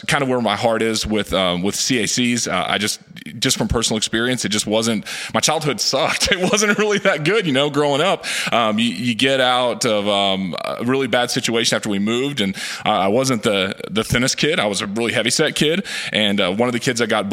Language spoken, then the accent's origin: English; Fort Smith, Arkansas, United States; now in Northwest Arkansas, United States; And I grew up around the Fort Smith area